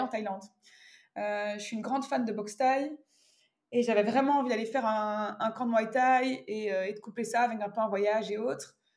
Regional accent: Belgium; moved away as an adult

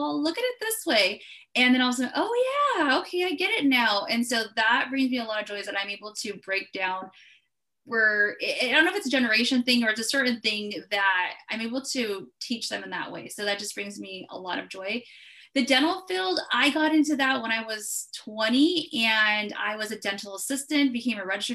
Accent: California, United States; I'm from California.

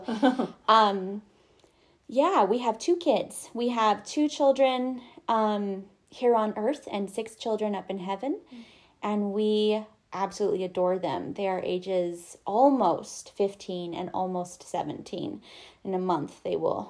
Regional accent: Montana, United States; also born or lived in Arizona; I, as Jessica mentioned, was born and raised in Montana

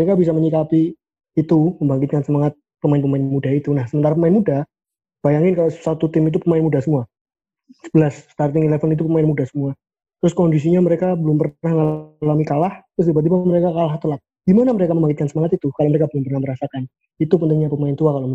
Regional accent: Central Java, Indonesia; accent: Central Javanese; saya juga dari Skor Indonesia sama seperti Fahmi dan Torik. Saya juga medok juga medok Jawa Tengahan.

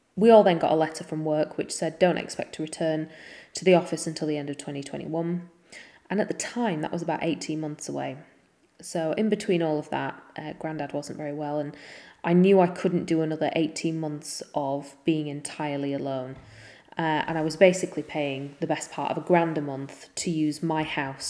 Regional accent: Yorkshire and the Humber, United Kingdom; also born or lived in Leeds; we're from Yorkshire

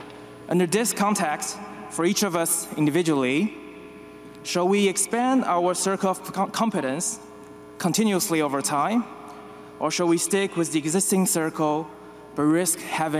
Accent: China; moved away; also born or lived in New York; I'm a shareholder from China

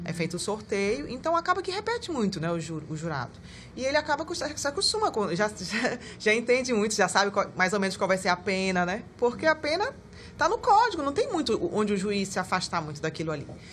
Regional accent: Amapá, Brazil; also born or lived in Pará; now in Manaus, Brazil; Quando eu cheguei em Manaus, eu sou amapaense, então uhum. eu morei também na, no Pará

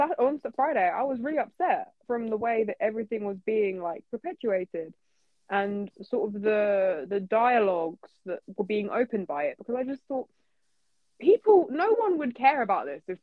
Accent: United Kingdom; I'm a British person. I'm half Middle Eastern. I've always lived in the UK.

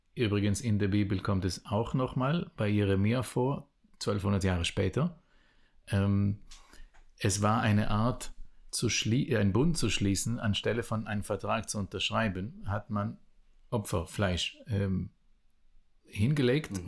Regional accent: Israel; first language Hebrew; German is a second language; moved away as an adult; ich bin geboren und aufgewachsen in Israel

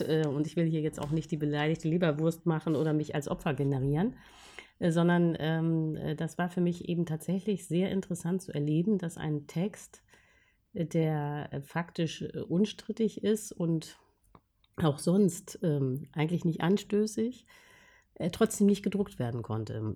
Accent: Germany; als Deutsche

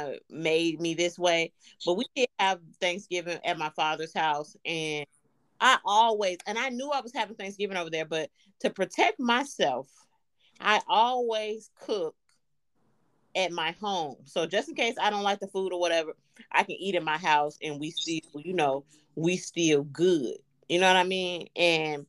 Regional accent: Chicago, Illinois, United States; moved away; I'm from Chicago

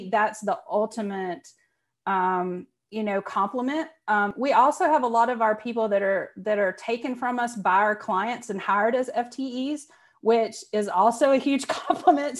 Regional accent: Rutherford, North Carolina, United States; moved away as an adult; also born or lived in Minneapolis, Minnesota; I'm from Rutherford, North Carolina, and it's about 4,500 people

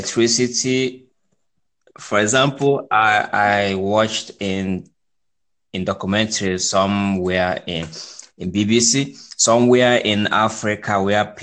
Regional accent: Dominican Republic; now in London, United Kingdom; I'm from Native Caribbean, place? Dominican Republic.

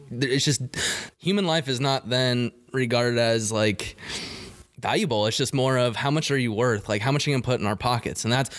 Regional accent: Yuma, Arizona, United States; I'm from Yuma, where there's a huge military base there, and just all my high school buddies went on to the military

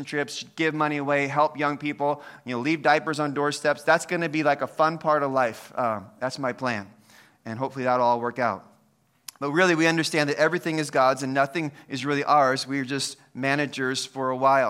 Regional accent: United States; I'm an American

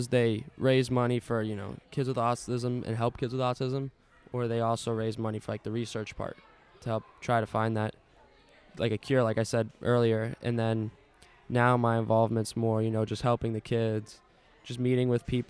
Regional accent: Maryland, United States; moved away; I was born in Maryland.

